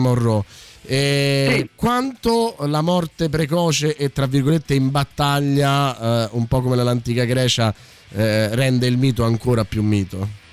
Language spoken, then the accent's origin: Italian; Naples, Campania, Italy; da napoletano